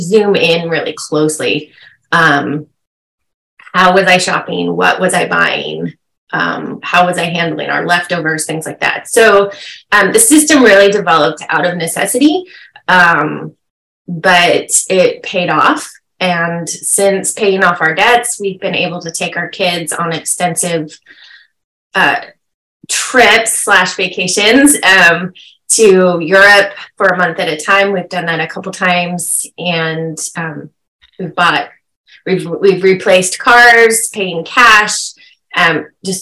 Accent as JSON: {"language": "English", "region": "California", "country": "United States", "also_born_or_lived": "Midwest", "moved": "as an adult", "said": "We're from California, but we had moved there for a time"}